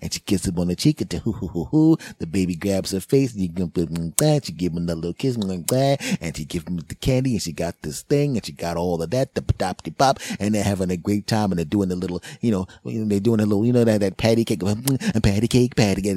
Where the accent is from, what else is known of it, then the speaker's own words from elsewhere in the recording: United States; I'm an American, damn it. And I'm in America